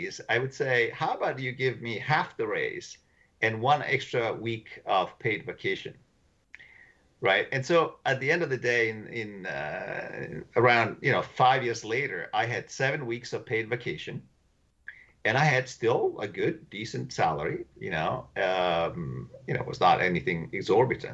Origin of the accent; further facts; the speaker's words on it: Italy; moved away as an adult; now in United States; I come from Italy